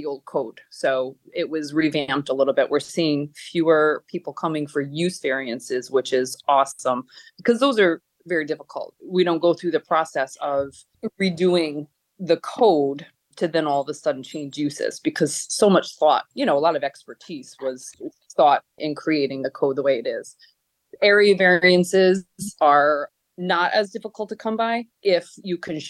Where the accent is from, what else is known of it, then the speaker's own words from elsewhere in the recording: Troy, New York, United States; I grew up in Troy, actually in District 3